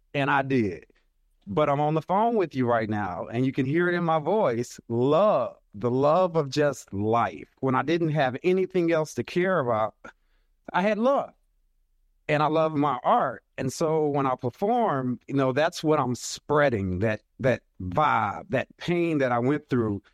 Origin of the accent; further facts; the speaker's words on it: Arkansas, United States; I'm from Arkansas, little country boy, country Baptist preacher son from Arkansas